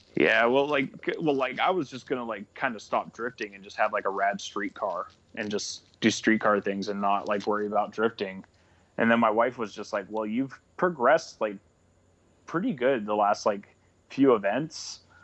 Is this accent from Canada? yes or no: yes; Canada; moved away; I'm originally from Canada